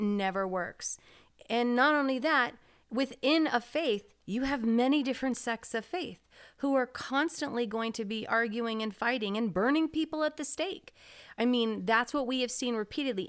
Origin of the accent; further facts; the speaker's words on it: United States; As an American